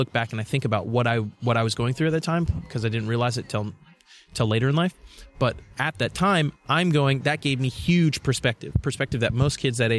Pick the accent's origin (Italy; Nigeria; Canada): Nigeria; because I'm Nigerian, right? So I traveled to Nigeria when I was, I think, was it 7 or 8 years old.